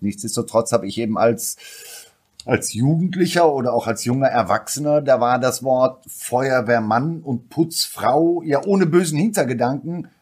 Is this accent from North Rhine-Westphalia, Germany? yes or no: yes; Ruhr area, North Rhine-Westphalia, Germany; bin ich aus dem Ruhrpott und da redet man vielleicht auch die Sätze und die Worte ein bisschen einfacher